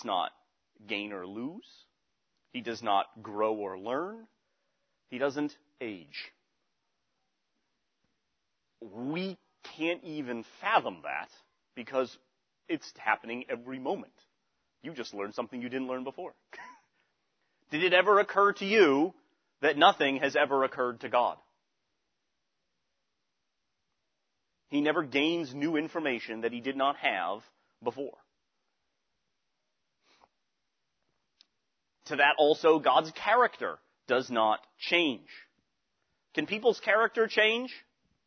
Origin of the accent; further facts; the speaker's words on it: Western Massachusetts, United States; moved away; also born or lived in Pittsburgh; I was from Western Massachusetts. All right, so I had a certain way of speaking from out there in Western Massachusetts